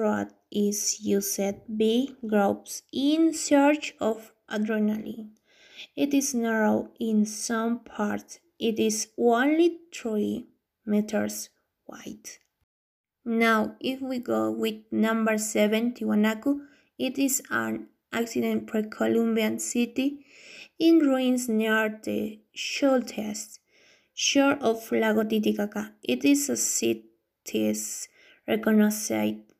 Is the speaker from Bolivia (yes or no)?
yes; Bolivia; I am from Bolivia